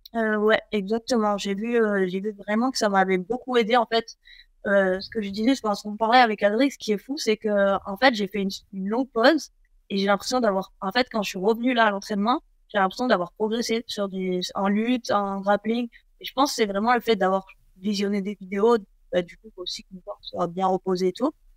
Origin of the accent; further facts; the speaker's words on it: Nice, Provence-Alpes-Côte d'Azur, France; chez moi, à Nice